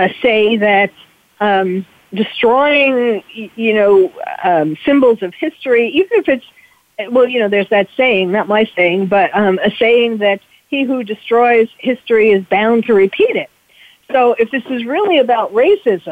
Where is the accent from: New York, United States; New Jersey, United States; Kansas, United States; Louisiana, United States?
New York, United States; New York City; now in California, United States; I'm originally from New York City, and when 9/11 happened, even though I had moved already to California, you can't take the New York City out of the girl